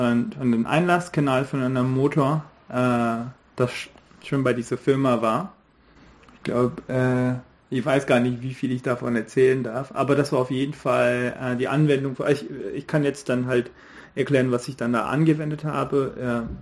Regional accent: New Delhi, Delhi, India; German is a second language; moved away as an adult; also born or lived in Braunschweig; Ich bin in Neu-Delhi aufgewachsen

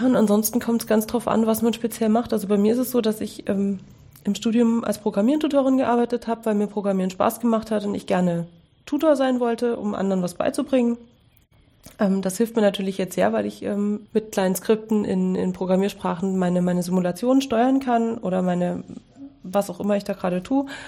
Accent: Dresden, Saxony, Germany; ich habe Abitur gemacht in Dresden, wo ich aufgewachsen bin

